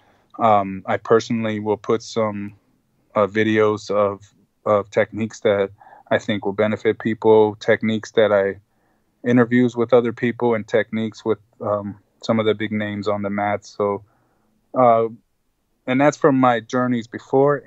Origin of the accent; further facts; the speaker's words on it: El Salvador; first language Spanish; English is a second language; moved away; when I was 6 months old, we went to El Salvador, so Spanish was actually my first language